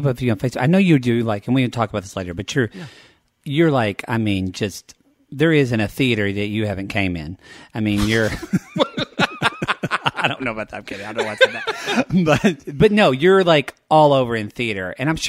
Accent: Dallas, Texas, United States; moved away as an adult; now in Los Angeles, United States; I'm from Dallas.

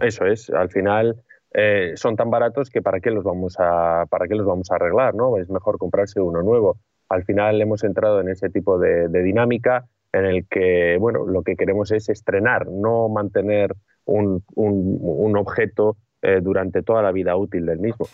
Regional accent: Bilbao, Basque Country, Spain; yo soy de Bilbao, y Bilbao, cuando yo crecí en la década de los 80, era una ciudad gris

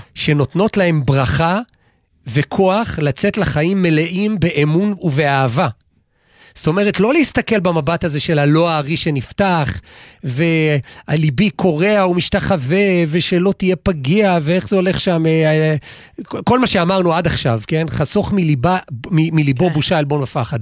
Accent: Gimzo, Central District, Israel; בכפר שאני גדלתי, במושב שגדלתי, מושב גימזו

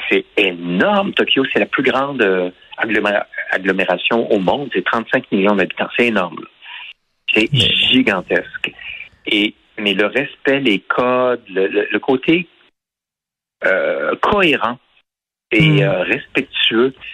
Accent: Quebec City, Quebec, Canada; moved away as an adult; also born or lived in Montreal; J'ai quitté Québec en 1980. Je suis à Montréal depuis 83.

